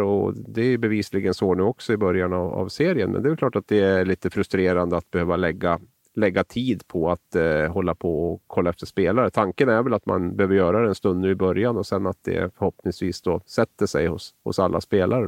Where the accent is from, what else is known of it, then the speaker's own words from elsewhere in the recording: Sweden; also born or lived in Norway; som svensk